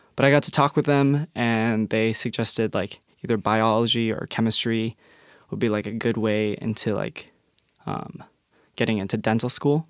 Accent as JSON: {"language": "English", "town": "Englewood", "region": "Colorado", "country": "United States", "tie": "born or raised there", "moved": "as an adult", "lives_now": "Tacoma, United States", "said": "growing up in Englewood, Colorado"}